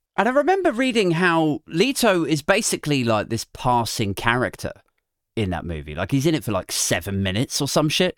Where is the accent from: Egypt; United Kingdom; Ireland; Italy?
United Kingdom; we're British